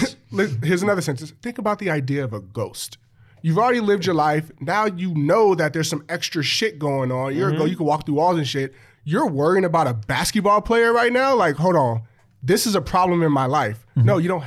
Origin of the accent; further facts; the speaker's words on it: Los Angeles, California, United States; growing up in Los Angeles